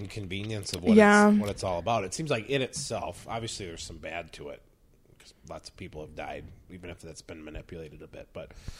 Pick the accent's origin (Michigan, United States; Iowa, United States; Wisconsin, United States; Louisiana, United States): Wisconsin, United States; Eau Claire; I'm from Eau Claire.